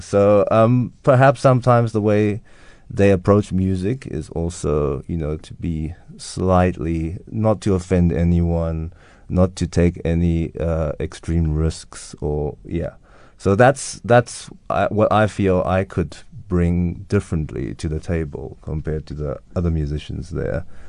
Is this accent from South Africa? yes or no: yes; South Africa; now in London, United Kingdom; growing up in South Africa and experiencing life here